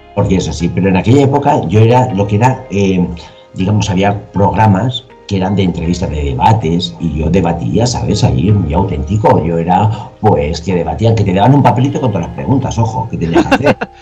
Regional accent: Alicante, Valencian Community, Spain; Yo soy vengo de Alicante, soy bailarín.

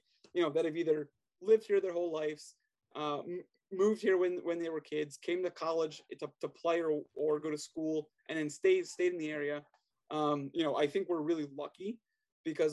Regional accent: Maryland, United States; also born or lived in Pennsylvania; I was born and raised in Maryland. Only time I've left is go to college, and I was in Pennsylvania, about an hour north

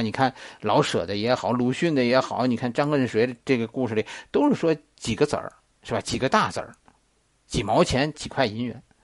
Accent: Beijing, China; 我们北京人就叫假四合院儿

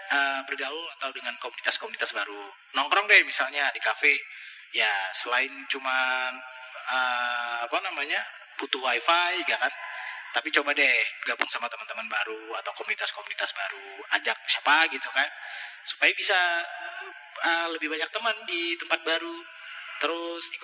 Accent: Banda Aceh, Aceh, Indonesia; moved away as an adult; now in Padang, Indonesia; SD, SMP, SMA, bahkan kuliah, itu di kota aku sendiri, di kota Banda Aceh, tiba-tiba setelah kuliah dapat pekerjaan, harus pindah kota ke Padang, Sumatera Barat.

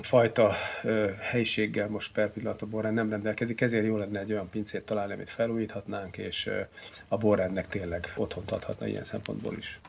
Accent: Szeged, Csongrád-Csanád, Hungary; now in Székesfehérvár, Hungary; én nem vagyok tőzsikeres Fehérvár, én az Alföldről, Szegedről származom, ide csak a videótomban való munkásságom okán kerültem

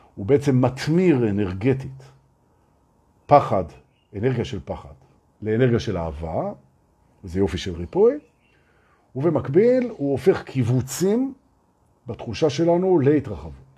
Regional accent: Israel; אנחנו מפחדים בתור ישראלים

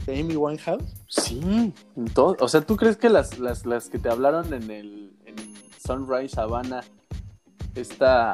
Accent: Mexico; moved away as an adult; now in Santiago de Compostela, Spain; dejé México, que dejé atrás como Hugo Sánchez

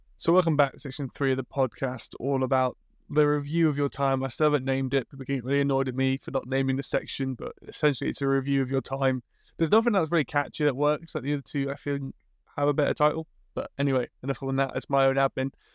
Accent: England, United Kingdom; as a British person

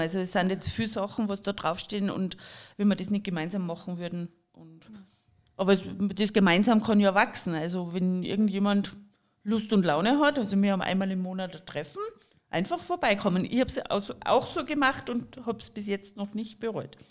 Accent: Jochberg, Tyrol, Austria; also born or lived in Kitzbühel / St. Johann in Tirol / Germany / France; ich bin zwar in Jochberg aufgewachsen

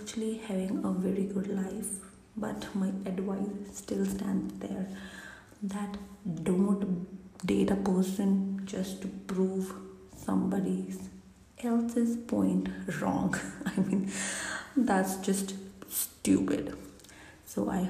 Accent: India; being an Indian kid

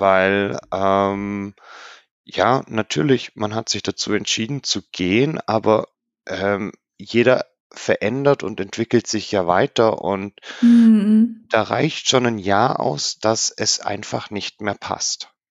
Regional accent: Germany; bei uns in Deutschland

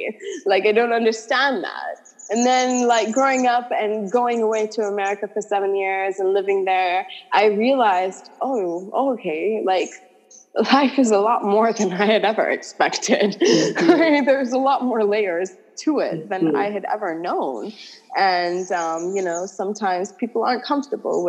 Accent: Antigua & Barbuda; also born or lived in California; I was born and raised in Antigua

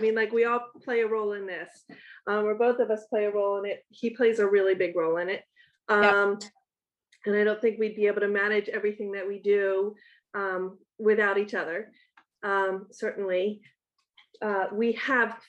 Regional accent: Baltimore, Maryland, United States; also born or lived in Brooklyn; now in Queens, United States; I'm from Baltimore

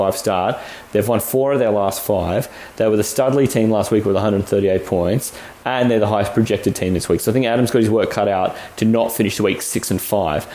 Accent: Australia; We're 100% Aussie

